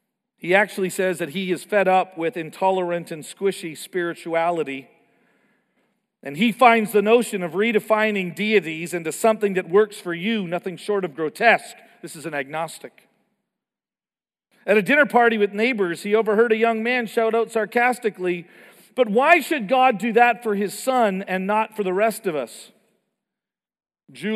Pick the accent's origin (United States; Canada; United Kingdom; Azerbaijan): Canada; I grew up in Canada